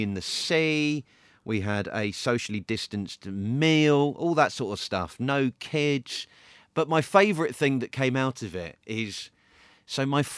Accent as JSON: {"language": "English", "town": "Maidenhead", "region": "South East England", "country": "United Kingdom", "tie": "born or raised there", "said": "I came from West Berkshire in Maidenhead. Yeah. Is where I was born and raised."}